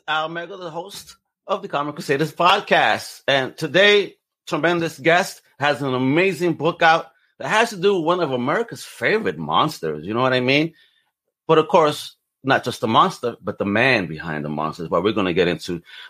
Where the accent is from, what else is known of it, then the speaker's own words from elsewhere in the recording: New York City, New York, United States; he's from my hometown, Brooklyn